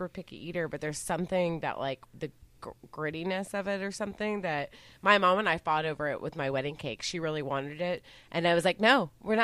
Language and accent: English; Dallas, Texas, United States; We're from Dallas. We're not from, like, West Texas.